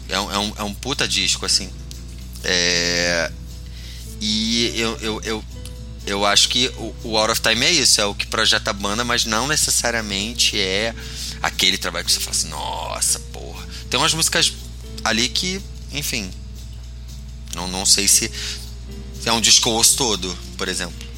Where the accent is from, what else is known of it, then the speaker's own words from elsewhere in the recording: Rio de Janeiro, Brazil; now in São Paulo, Brazil; enquanto carioca em São Paulo